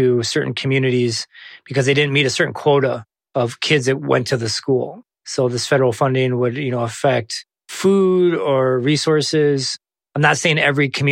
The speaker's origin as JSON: {"language": "English", "town": "Cross Village", "region": "Michigan", "country": "United States", "tie": "born or raised there", "lives_now": "Harbor Springs, United States", "said": "I grew up in Cross Village, but I live in Harbor Springs"}